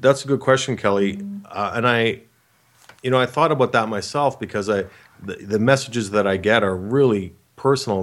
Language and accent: English; Canada; I'm from Canada